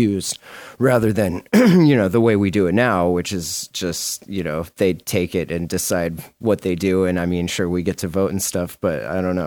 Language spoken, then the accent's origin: English; Montana, United States; I'm from Montana